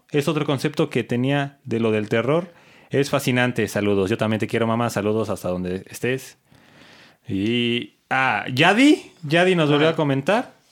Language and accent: Spanish; Mexico City, Mexico; accent: chilango; Porque yo escribo como hablo y hablo como chilango, así que está bien cabrón.